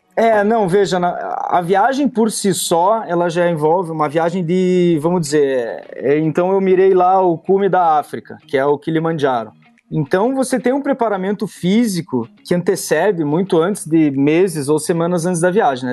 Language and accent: Portuguese; Curitiba, Paraná, Brazil; eu sou natural de Curitiba, eu moro em Curitiba